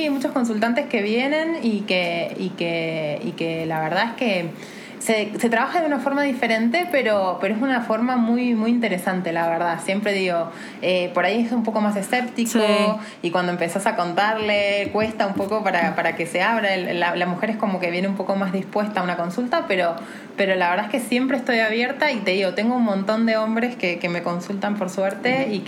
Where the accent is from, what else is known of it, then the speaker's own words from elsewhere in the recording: Argentina; now in Mexico City, Mexico; soy argentina y tengo mucha gente argentina